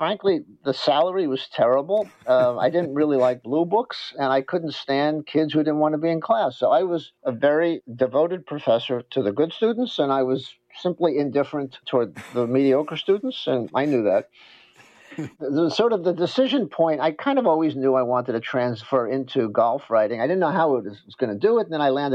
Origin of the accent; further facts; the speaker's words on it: New York, United States; we're both from New York.